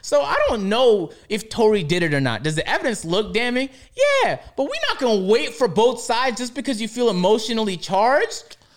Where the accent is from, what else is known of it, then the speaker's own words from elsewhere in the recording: Toronto, Ontario, Canada; growing up in Toronto